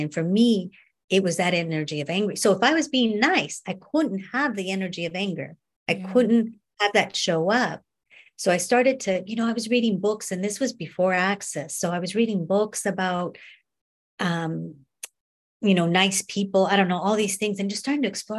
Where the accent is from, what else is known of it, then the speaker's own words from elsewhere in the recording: Northern California, United States; I grew up in North or North, North California